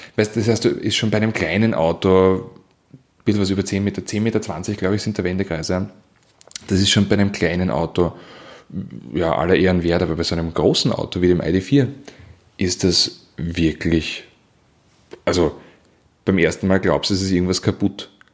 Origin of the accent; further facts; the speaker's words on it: Weinviertel, Lower Austria, Austria; ich komme ja aus dem Weinviertel